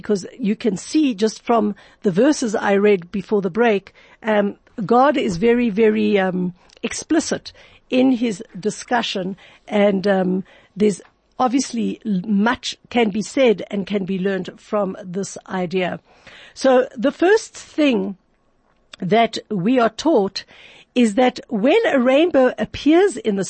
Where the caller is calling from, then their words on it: Johannesburg, Gauteng, South Africa; I know I'm talking from Johannesburg, South Africa